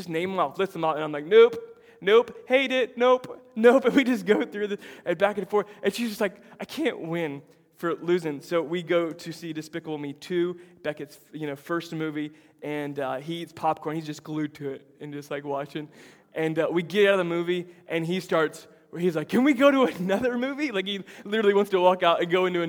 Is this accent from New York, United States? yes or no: no; Tampa, Florida, United States; moved away; Tampa, my hometown